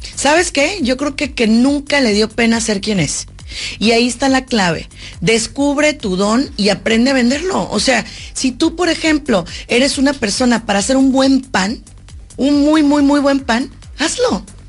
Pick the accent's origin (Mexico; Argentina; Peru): Mexico; como mexicana